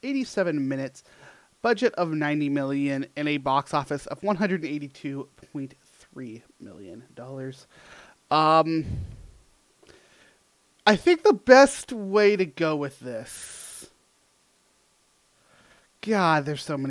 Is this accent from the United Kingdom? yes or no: no; United States; I'm American